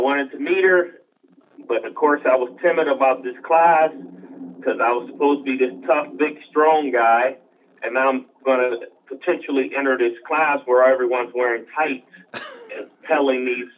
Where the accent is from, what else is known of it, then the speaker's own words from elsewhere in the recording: Los Angeles, California, United States; also born or lived in Long Beach, California; It's called now South LA, but those who grew up and was raised in that area, we still call it South Central